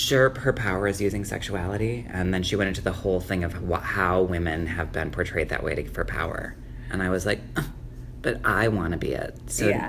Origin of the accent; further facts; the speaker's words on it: Prairie du Sac, Wisconsin, United States; I grew up in Prairie du Sac. It's at like 2,500 people